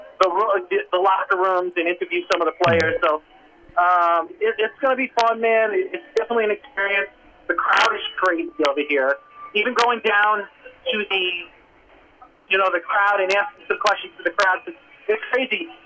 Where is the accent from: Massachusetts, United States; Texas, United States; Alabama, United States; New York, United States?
New York, United States; Long Island; I was from Long Island